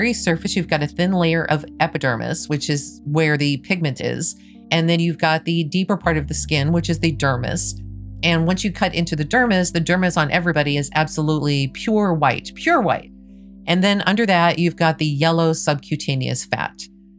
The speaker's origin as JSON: {"language": "English", "town": "Maryville", "region": "Missouri", "country": "United States", "tie": "born or raised there", "moved": "yes", "lives_now": "Texas, United States", "said": "I was born and raised in Maryville, Missouri, Nottoway County."}